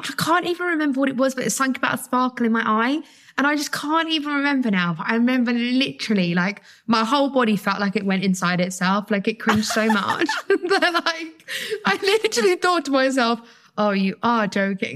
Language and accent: English; United Kingdom; as a British girl